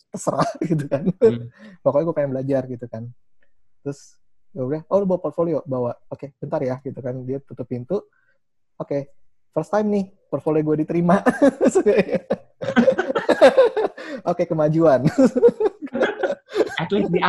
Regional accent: Indonesia; gue cuma benar-benar gue dari Indonesia

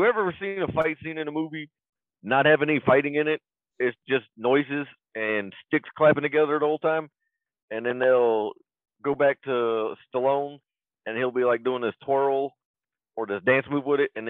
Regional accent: Mississippi, United States; born or raised there

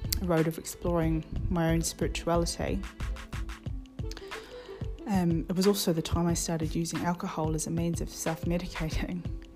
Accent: New Zealand; moved away as an adult; now in London, United Kingdom; I'm from New Zealand, but I've been living in London now for just over 13 years

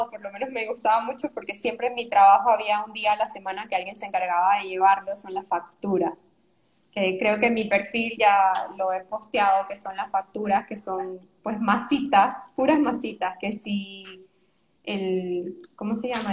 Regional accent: Panama; moved away as an adult; also born or lived in Chile / Argentina / Monterrey, Mexico; now in Mexico; venimos de Panamá

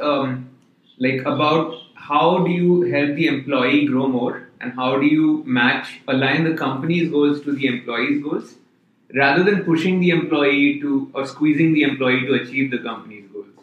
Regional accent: India; moved away; I'm originally from India

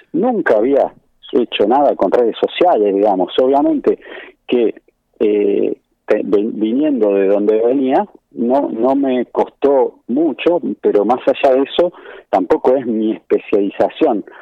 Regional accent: Buenos Aires, Argentina; moved away as an adult; also born or lived in Palermo, Buenos Aires / Caballito, Buenos Aires; now in Mercedes, Argentina; yo soy originario de Bajo Flores

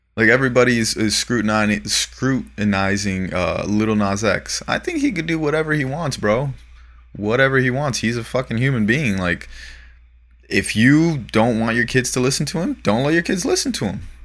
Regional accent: Florida, United States; now in Los Angeles, United States; growing up in Florida

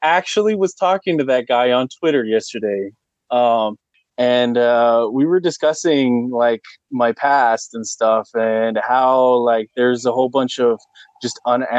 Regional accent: Idaho, United States; my hometown is like 2 hours north of Salt Lake City, Utah.

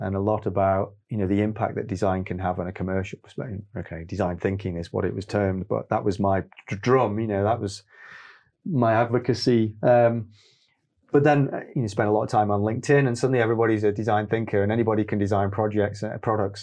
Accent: Stoke-on-Trent, West Midlands, United Kingdom; also born or lived in Manchester; growing up in Stoke

